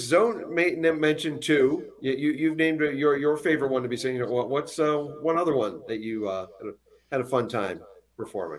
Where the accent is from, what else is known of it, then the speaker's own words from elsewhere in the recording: Pennsylvania, United States; now in Arizona, United States; I'm from Pennsylvania